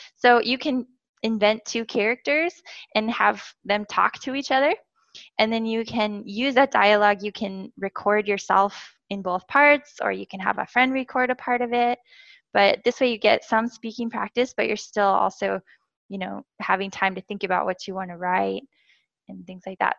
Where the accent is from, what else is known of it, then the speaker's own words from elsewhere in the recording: United States; first language English; moved away as an adult; also born or lived in Korea; I am a native English speaker from the USA